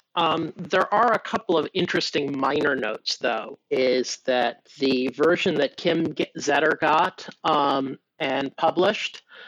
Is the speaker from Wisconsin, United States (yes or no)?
no; California, United States; I'm from California